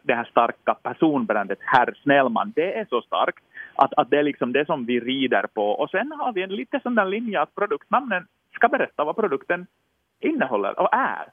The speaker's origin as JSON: {"language": "Swedish", "country": "Finland", "said": "som stolt finlandssvensk"}